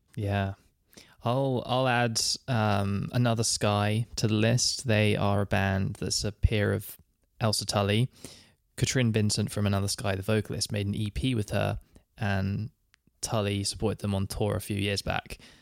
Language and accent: English; United Kingdom